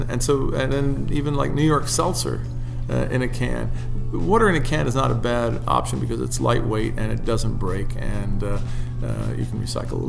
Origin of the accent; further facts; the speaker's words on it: Italy; moved away; I grew up overseas in Italy, and my parents didn't let me drink soft drinks.